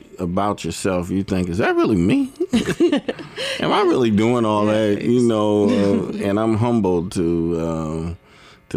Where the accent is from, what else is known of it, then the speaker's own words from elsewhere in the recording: Fort Wayne, Indiana, United States; I'm from Fort Wayne, Indiana